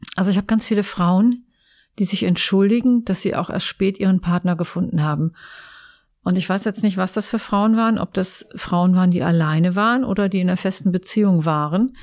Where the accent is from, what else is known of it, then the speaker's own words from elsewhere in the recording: near Eschwege, North Hesse, Germany; moved away as an adult; also born or lived in Giessen; now in Essen, Germany; ich bin ja ein echtes Landei. Ich komme aus Nordhessen. Ähm, hinter Eschwege